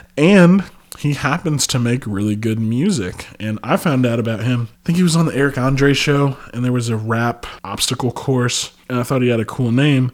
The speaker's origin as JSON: {"language": "English", "town": "Chicago", "region": "Illinois", "country": "United States", "said": "coming from High Park"}